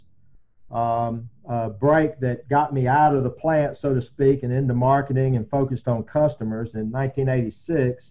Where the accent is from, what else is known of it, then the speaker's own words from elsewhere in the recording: Columbia, South Carolina, United States; moved away as an adult; now in Dalton, United States; I was born and raised in the Carolinas. I moved to Columbia, South Carolina in high school. I call that my hometown.